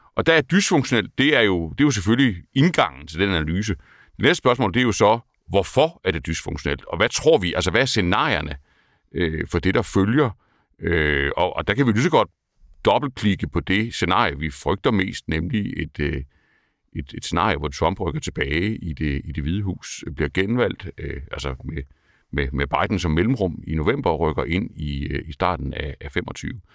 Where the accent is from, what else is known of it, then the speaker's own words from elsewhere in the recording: Kolding, Southern Denmark, Denmark; jeg har haft en anden, øh, en anden opvækst end, dig. Jeg er fra Kolding.